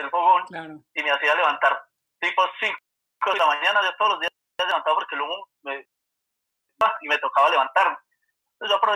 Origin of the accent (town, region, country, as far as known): Manizales, Caldas, Colombia; born or raised there